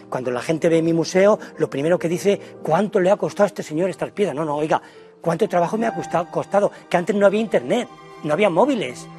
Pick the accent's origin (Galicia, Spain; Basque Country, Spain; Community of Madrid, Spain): Community of Madrid, Spain; Villarejo de Salvanés; Viarejo de Sabanes, en mi pueblo